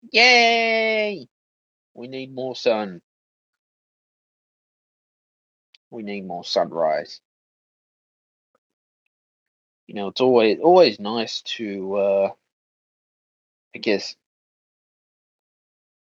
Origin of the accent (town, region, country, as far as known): Australia